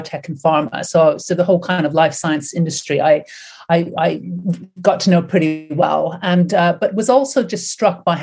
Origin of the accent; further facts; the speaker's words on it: Canada; also born or lived in United States; now in United Kingdom; I live and work in the UK. Obviously, I was born in Canada and did a lot of my studies in the States